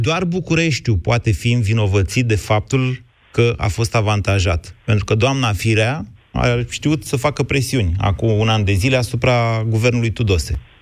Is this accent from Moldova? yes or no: no; Oltenia, Romania; ca oltean